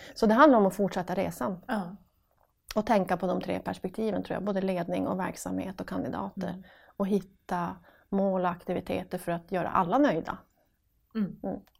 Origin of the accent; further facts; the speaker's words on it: Piteå, Norrbotten County, Sweden; accent: northern; det hörs på dialekten att jag kommer från norr, från Piteå